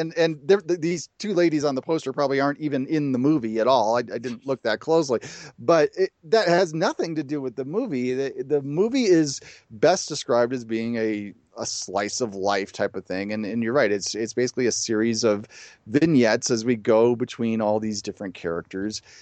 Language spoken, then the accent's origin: English; Chicago, Illinois, United States; I grew up in the Chicago area